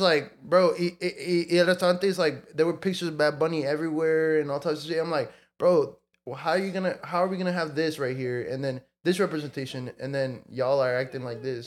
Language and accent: English; Mexico; now in United States; I was born in Mexico and I, I, I grew up in Mexico for part of life and then I moved to the states.